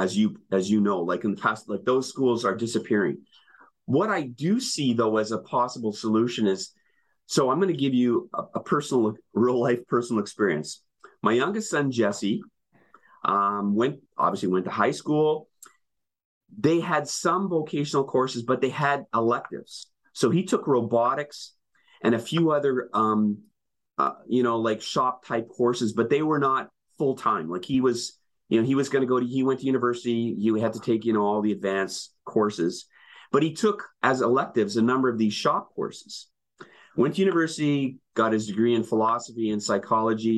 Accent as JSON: {"language": "English", "town": "Winnipeg", "region": "Manitoba", "country": "Canada", "tie": "born or raised there", "moved": "yes", "lives_now": "Ontario, Canada"}